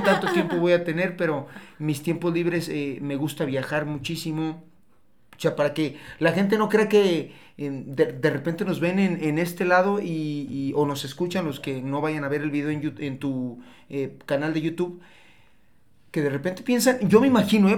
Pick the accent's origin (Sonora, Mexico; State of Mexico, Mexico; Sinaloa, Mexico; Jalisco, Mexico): Jalisco, Mexico; Tepatitlán de Morelos; moved away as an adult; now in Guadalajara, Mexico; Después me vine aquí a Guadalajara, soy de Tepa, soy de Tepa, me vine a Guadalajara hace 10 años